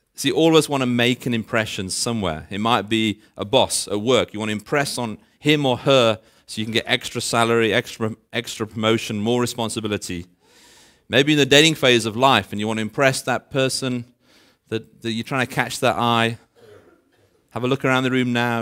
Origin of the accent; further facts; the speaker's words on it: United Kingdom; moved away as an adult; now in Benoni, South Africa; I'm originally from the U K, actually.